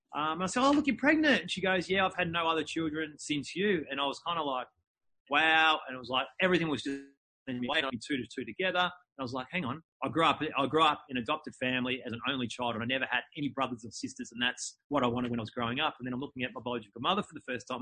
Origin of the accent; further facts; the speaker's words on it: Melbourne, Victoria, Australia; I was born in, in Melbourne, in Melbourne, Australia.